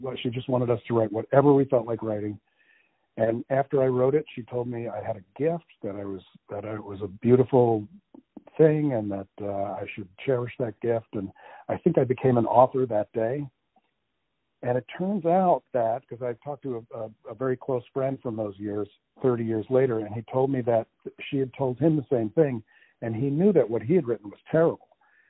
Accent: New Jersey, United States; also born or lived in Connecticut / Massachusetts / Florida / Iowa; I was born in New Jersey many years ago. And I wandered around this country to Connecticut, Massachusetts, down to Florida, out to Iowa, California, back to Iowa, back to California. So I've lived many places, but started off as a kid in New Jersey.

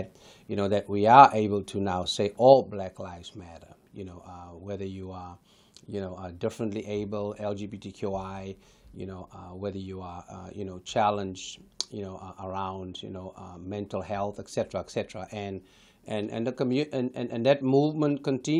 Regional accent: Johannesburg, Gauteng, South Africa; now in Los Angeles, United States; in my hometown of El Dorado Park

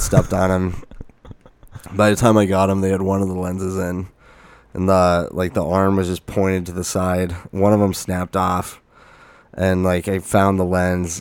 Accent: Lake Havasu City, Arizona, United States; moved away as an adult; also born or lived in Flagstaff; I'm from Lake Havasu

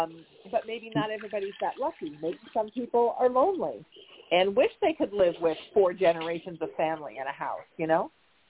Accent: Connecticut, United States; But, you know, when I'm from Connecticut, if you're from New England, Kentucky's the South.

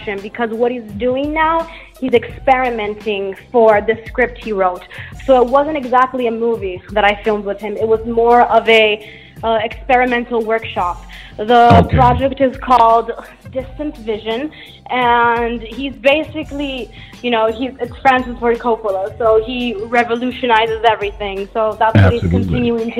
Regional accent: Naples, Campania, Italy; It's exactly my hometown. I'm from Naples, Italy.

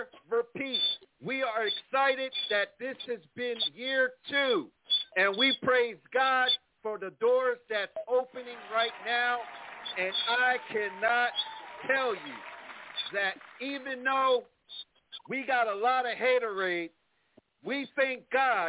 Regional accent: Plainfield, New Jersey, United States; moved away; my hometown, yes, Plainfield, New Jersey

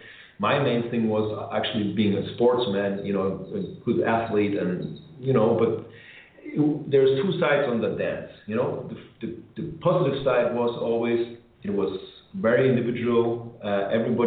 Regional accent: Germany; moved away as an adult; I grew up in Germany

